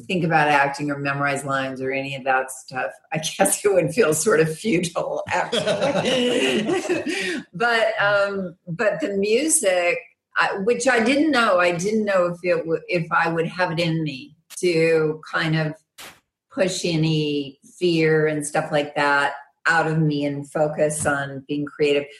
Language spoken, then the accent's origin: English; Arkansas, United States; I'm from Arkansas, so West Memphis is in Arkansas